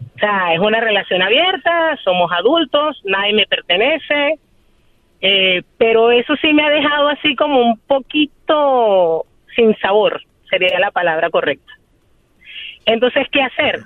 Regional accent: Venezuela; moved away as an adult; now in Chicago, United States; Soy venezolana y tengo un año y medio viviendo en Chicago

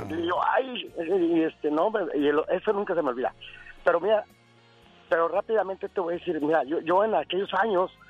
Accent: Aguascalientes, Mexico; Pues yo escuchaba mucho la tele de Monterrey. Yo soy de Aguascalientes, ya la escuchaba.

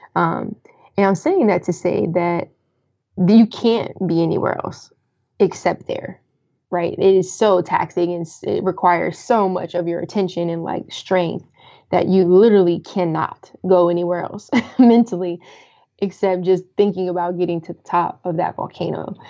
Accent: Colorado Springs, Colorado, United States; moved away as an adult; also born or lived in Washington DC / Maryland / Virginia area; now in DC, Maryland, Virginia area, United States; I'm originally from Colorado. Um, so that was in Colorado Springs, uh, where I'm from

